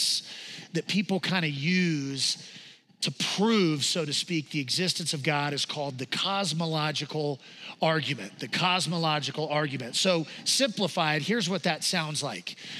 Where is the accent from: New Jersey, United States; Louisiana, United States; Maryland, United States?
Louisiana, United States; we're from Louisiana